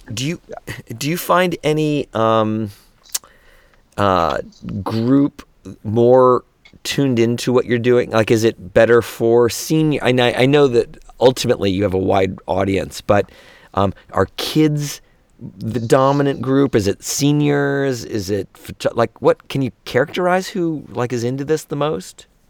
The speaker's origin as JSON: {"language": "English", "town": "Gainesville", "region": "Florida", "country": "United States", "tie": "born or raised there", "said": "I was raised in Gainesville"}